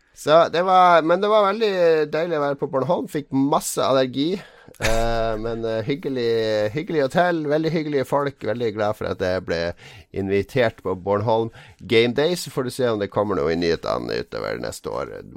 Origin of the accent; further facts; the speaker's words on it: Norway; Vi er jo nordmenn